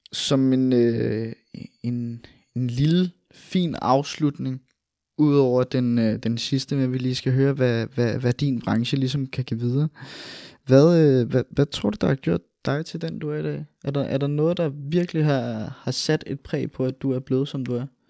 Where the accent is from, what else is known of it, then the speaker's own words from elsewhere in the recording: Albertslund, Capital Region of Denmark, Denmark; i Albertslund, hvor, hvor vi kommer fra